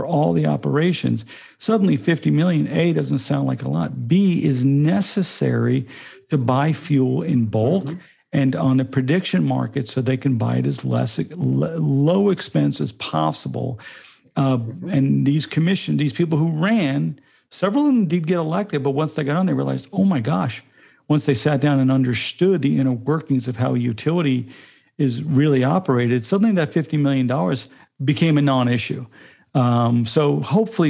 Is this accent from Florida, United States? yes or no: yes; Tallahassee, Florida, United States; born or raised there